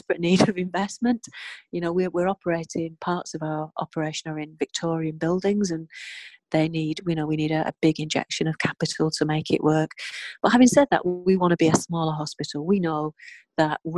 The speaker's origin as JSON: {"language": "English", "town": "Bolton", "region": "North West England", "country": "United Kingdom", "tie": "born or raised there", "said": "It's my hometown and I love Bolton"}